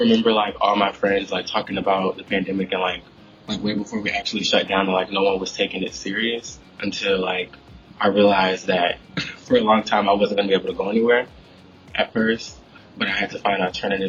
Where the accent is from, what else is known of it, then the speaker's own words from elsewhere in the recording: Michigan, United States; moved away as an adult; now in Florida, United States; I'm from Michigan.